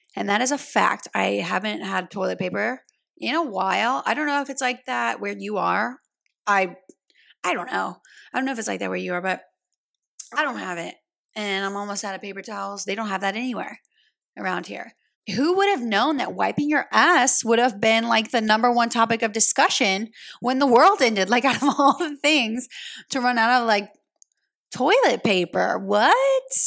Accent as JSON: {"language": "English", "region": "Louisiana", "country": "United States", "tie": "born or raised there", "said": "I grew up in Louisiana"}